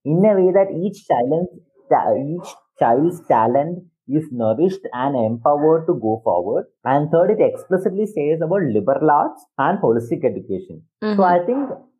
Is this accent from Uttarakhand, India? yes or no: no; Thiruvananthapuram, Kerala, India; I am from Kerala in Trivandrum. So when I, till the age of 21, I had a very common, like a very common education, where I went to a Catholic school